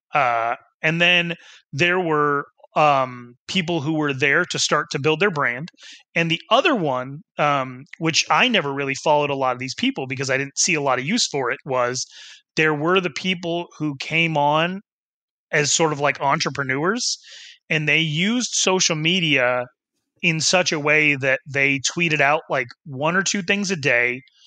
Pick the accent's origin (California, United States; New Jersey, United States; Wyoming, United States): Wyoming, United States; my hometown in Wyoming